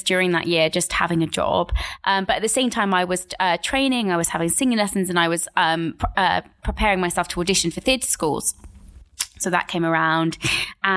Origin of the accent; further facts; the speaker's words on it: Buckinghamshire, South East England, United Kingdom; I grew up in Buckinghamshire, in just outside of London